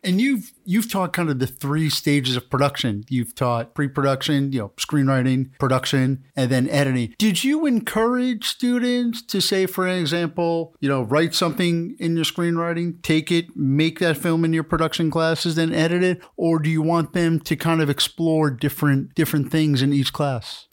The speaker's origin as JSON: {"language": "English", "region": "New York", "country": "United States", "said": "we're from New York, big New York Yankees fans"}